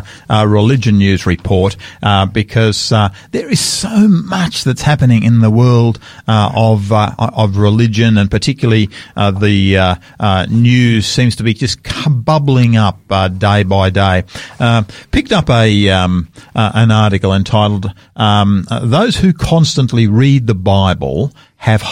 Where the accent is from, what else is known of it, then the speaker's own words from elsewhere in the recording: Sydney, New South Wales, Australia; moved away; my hometown of Sydney